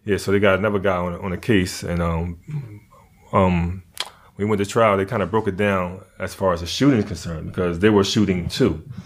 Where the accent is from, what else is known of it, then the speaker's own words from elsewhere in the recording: Philadelphia, Pennsylvania, United States; also born or lived in North Carolina; I grew up in Philly, but I was born in North Carolina.